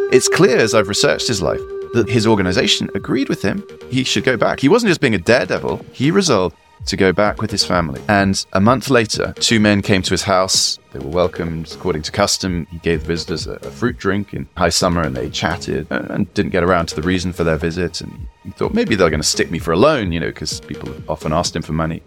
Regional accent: South Wiltshire, South West England, United Kingdom; also born or lived in Kurdistan; now in Oxford, United Kingdom; I grew up in South Wiltshire

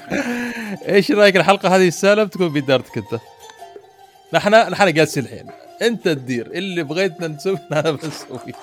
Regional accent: Muscat, Oman; عندنا في مسقط

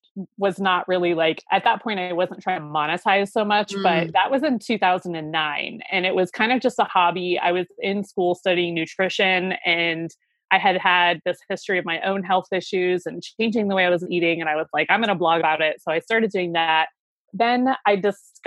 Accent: Ohio, United States; moved away as an adult; also born or lived in Seattle; I moved back to my home state of Ohio

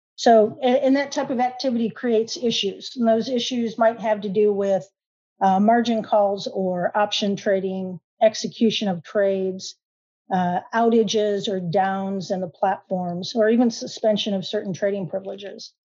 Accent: Michigan, United States; now in Oklahoma, United States; I actually am a transplant to Oklahoma. I grew up in Michigan

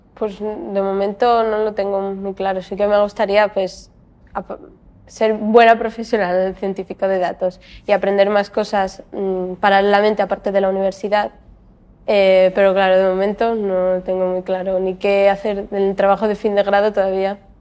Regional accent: Gijón, Asturias, Spain; estudié en el Colegio Baristo Valle, después acabé el instituto en el Instituto Monteville de Gijón

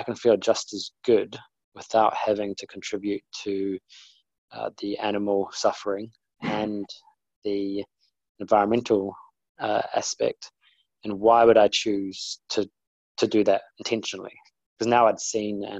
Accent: New Zealand; moved away as an adult; now in London, United Kingdom; I'm originally from New Zealand and now live in London. My background was that I was brought up, you know, beach and barbecues from I guess what, age 10 up to 27

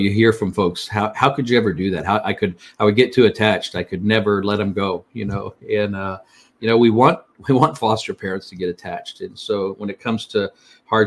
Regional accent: Fort Lauderdale, Florida, United States; I'm a native Floridian. I was born in the Fort Lauderdale area.

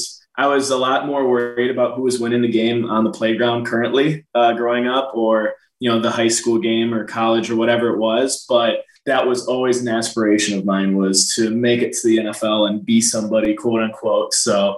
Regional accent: Green Bay, Wisconsin, United States; Shoot, Green Bay is like it's a really, really small town, right?

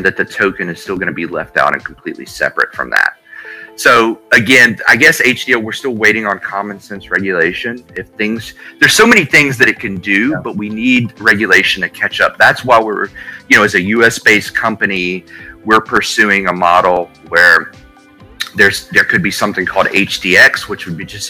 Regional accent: Alabama, United States; I live in Alabama, born and raised in Alabama

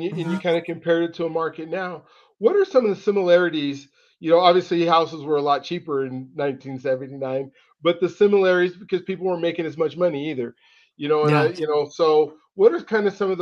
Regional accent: Colorado, United States; I grew up here in Colorado, but my grandfather owned a farm in Lemoore, California

